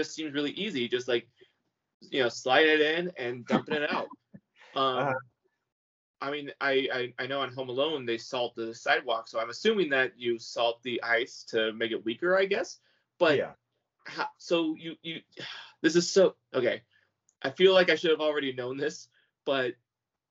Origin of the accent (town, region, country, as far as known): California, United States